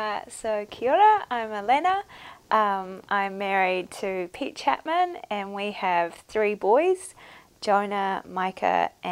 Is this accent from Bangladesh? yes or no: yes; Bangladesh; It sounds quite random, but I grew up in Bangladesh and my parents had a business there.